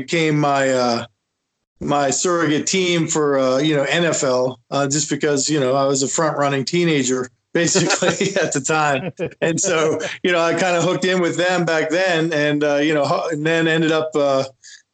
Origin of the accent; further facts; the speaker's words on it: Canada; now in United States; I grew up in Canada, and so I cheer for the Expos